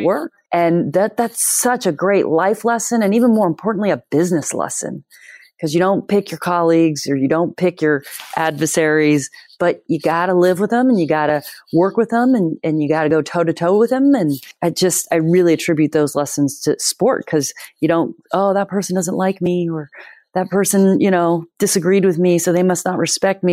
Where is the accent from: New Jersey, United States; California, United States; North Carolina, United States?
California, United States; Bay Area; moved away as an adult; also born or lived in Massachusetts; I grew up in Bay Area, California.